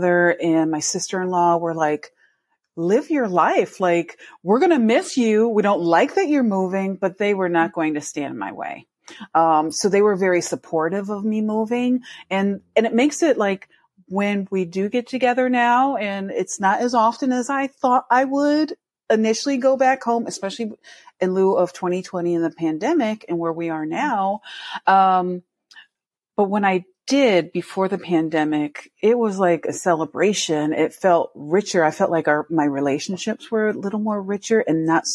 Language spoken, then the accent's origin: English; Connecticut, United States; also born or lived in New York; now in Seattle, United States; being an East Coaster, I'm from Connecticut, but consider myself a New Yorker because I worked in New York for 10 years.